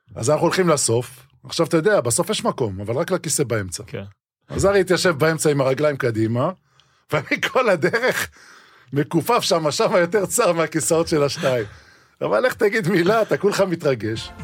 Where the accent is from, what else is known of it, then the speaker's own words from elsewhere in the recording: Israel; אני מושבניק, ויטל מיכיאל, פתחת רפיח. התחלתי לשחק בגבעת ברנר נוער מחוזית.